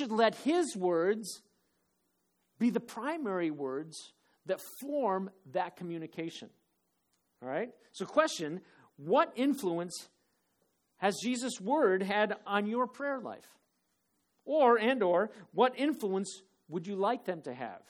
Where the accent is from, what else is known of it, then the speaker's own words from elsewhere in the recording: Phoenix, Arizona, United States; moved away; when I was growing up in Phoenix